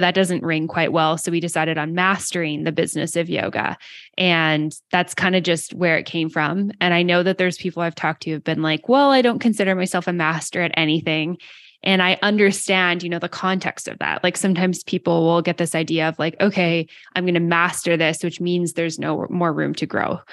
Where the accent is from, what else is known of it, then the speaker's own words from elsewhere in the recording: Canada; I'm Canadian